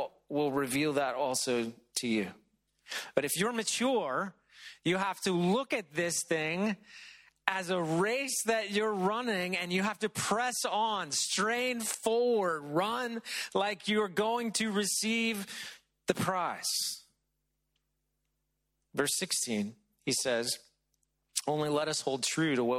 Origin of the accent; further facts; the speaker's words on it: Middle Tennessee, United States; moved away; When I was a kid growing up in Middle Tennessee